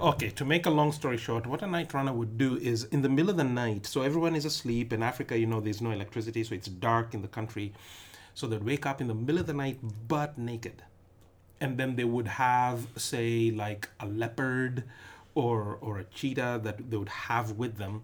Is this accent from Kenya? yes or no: yes; Nairobi, Kenya; moved away; also born or lived in western Kenya; I'm not from Nairobi, the capital, though I was born in Nairobi